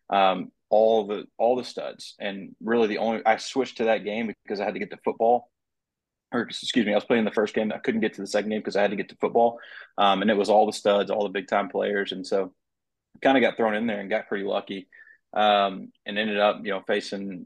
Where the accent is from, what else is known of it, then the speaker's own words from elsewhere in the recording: Van Buren, Arkansas, United States; I was born and raised in Van Buren, so I'm a Hog.